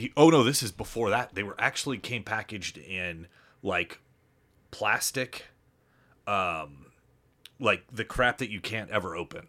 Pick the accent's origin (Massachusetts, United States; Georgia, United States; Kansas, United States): Kansas, United States; Lenexa; moved away as an adult; also born or lived in Chicago / Denver; we moved to that house in Lenexa before, right before kindergarten